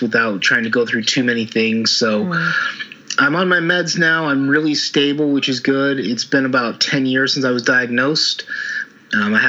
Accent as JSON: {"language": "English", "region": "Utah", "country": "United States", "tie": "born or raised there", "also_born_or_lived": "Oregon", "moved": "as an adult", "said": "I was born in Utah, in the States"}